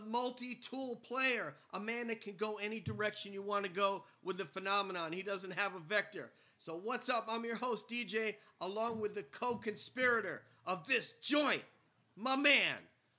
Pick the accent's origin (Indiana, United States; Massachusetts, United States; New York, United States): New York, United States; Peekskill; I'm from Peekskill.